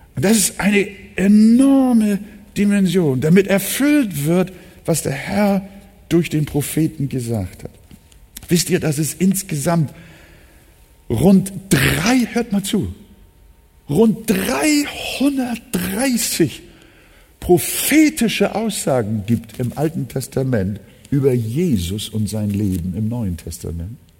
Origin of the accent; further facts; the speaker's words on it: Hamburg, Germany; Ich bin ja auch im Arbeiterförder groß geworden. Bildstedt ist äh, bis heute jetzt nicht unbedingt so das Highlight von Hamburg